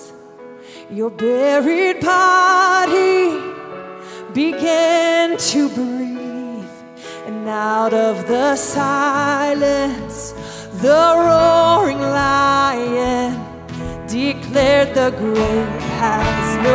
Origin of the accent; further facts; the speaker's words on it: the South, United States; I'm from the South